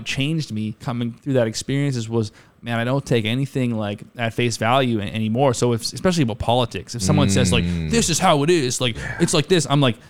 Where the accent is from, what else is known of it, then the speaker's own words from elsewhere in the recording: Denton, Texas, United States; Like, I'm from Denton. That's, 45 minute drive